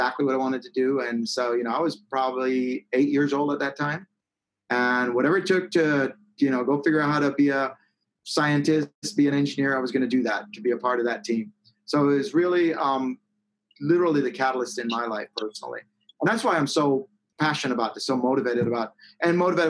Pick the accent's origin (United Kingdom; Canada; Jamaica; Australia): Jamaica; moved away; I was born in Jamaica and like in the rural, I grew up in the rural hills of Jamaica